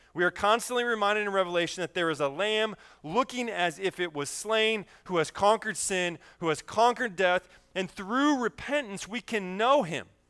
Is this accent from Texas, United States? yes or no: no; Berne, Indiana, United States; I grew up in Bern, Indiana